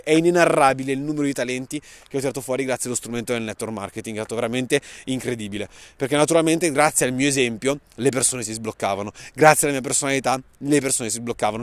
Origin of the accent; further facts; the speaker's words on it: Saronno, Lombardy, Italy; Sono nato a Saronno nel 91